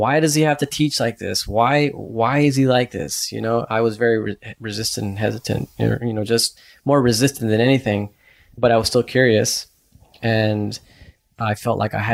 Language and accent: English; Texas, United States; moved away; I'm in Vermont and I'm from Texas